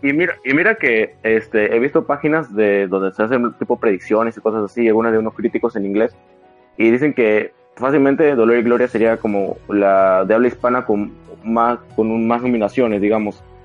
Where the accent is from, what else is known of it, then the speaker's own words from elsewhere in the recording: Peru; aquí en mi país